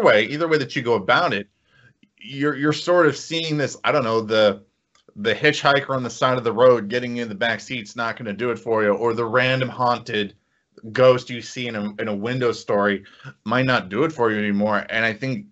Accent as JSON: {"language": "English", "town": "Indianapolis", "region": "Indiana", "country": "United States", "tie": "born or raised there", "said": "I grew up in Indianapolis."}